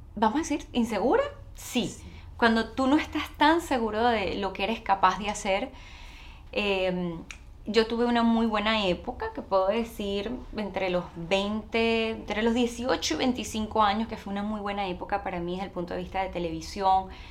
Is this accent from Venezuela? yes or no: yes; Caracas, Capital District, Venezuela; moved away as an adult; now in United States; yo soy venezolana, nací en Venezuela, nací en la ciudad de Caracas